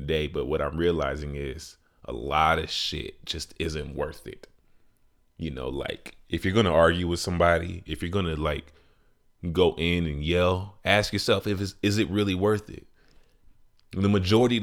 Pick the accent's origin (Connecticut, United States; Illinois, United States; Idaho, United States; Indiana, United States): Illinois, United States; Chicago; my city, Chi-Town